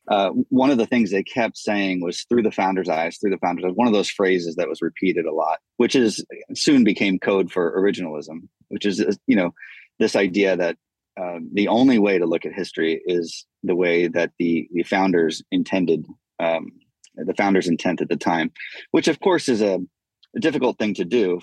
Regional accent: United States; I love being an American

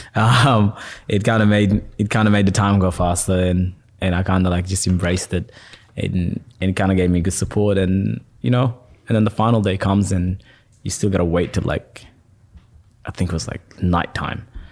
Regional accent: Perth, Western Australia, Australia; also born or lived in Sudan / Egypt; I'm from Perth

